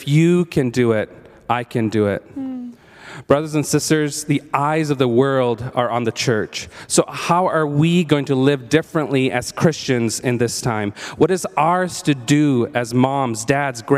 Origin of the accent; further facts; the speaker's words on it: India; moved away; growing up in India